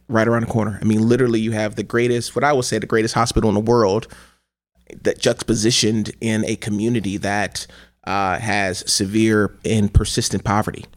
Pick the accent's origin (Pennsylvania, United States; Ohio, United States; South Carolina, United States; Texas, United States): Ohio, United States; Cleveland; as a young person growing up in Cleveland, Ohio